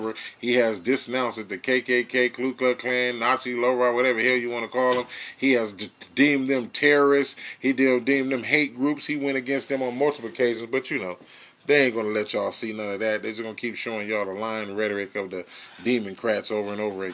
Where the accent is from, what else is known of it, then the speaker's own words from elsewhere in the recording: California, United States; I'm from California